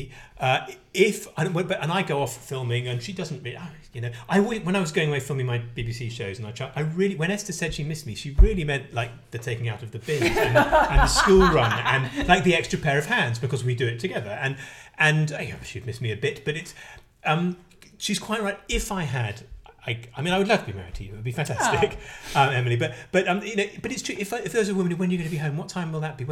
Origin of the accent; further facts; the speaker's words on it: London, United Kingdom; I'm from North London